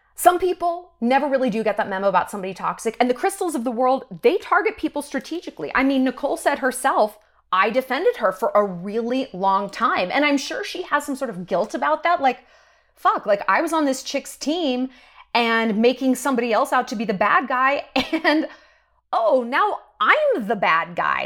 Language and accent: English; New York, United States; moved away; I'm from New York